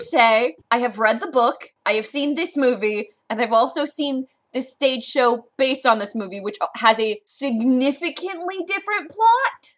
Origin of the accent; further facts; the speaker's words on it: Southern California, United States; growing up in Southern California